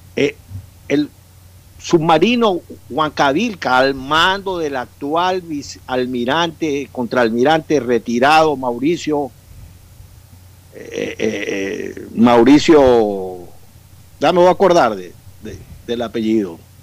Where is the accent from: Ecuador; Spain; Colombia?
Ecuador; Manabí; also born or lived in Quito; now in Guayaquil, Ecuador; Yo pues nací en Manabí, tengo una buena idea de mi tierra, me eduqué en Quito y tengo 35 años viviendo en Guayaquil